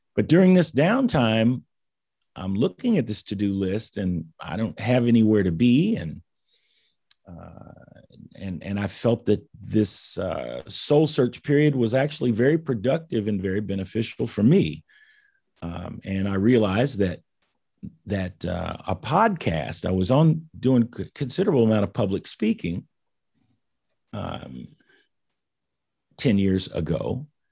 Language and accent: English; Indianapolis, Indiana, United States; I grew up in Indianapolis, went to the public school system.